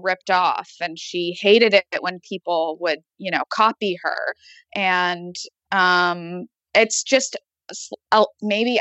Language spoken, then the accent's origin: English; Los Angeles, California, United States; I grew up in Los Angeles